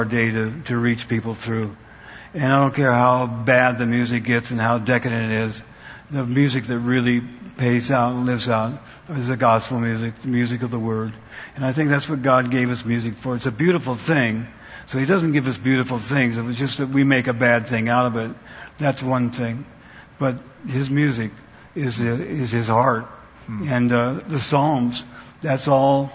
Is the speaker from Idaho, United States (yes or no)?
yes; Idaho, United States; moved away; also born or lived in Wyoming County, Pennsylvania; I was born in Wyoming County, Pennsylvania, and then I grew up in Idaho.